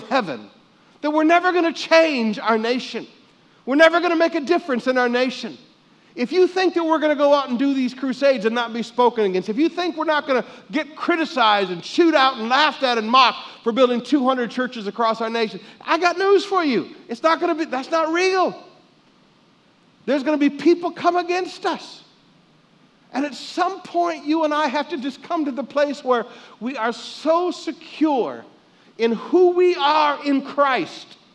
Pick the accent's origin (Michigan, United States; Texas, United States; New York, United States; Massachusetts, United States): Michigan, United States; growing up in Michigan